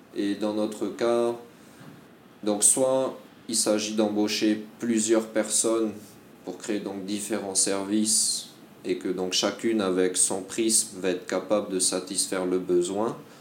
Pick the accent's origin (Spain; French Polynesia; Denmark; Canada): French Polynesia; also born or lived in France / Malaysia; j'ai été formé en Polynésie, Puis j'ai grandi en Polynésie